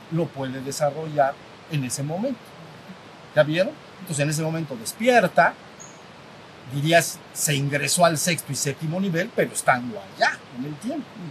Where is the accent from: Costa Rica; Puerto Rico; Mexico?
Mexico; México, somos mexicanos, la mayoría aquí lo somos, mexicano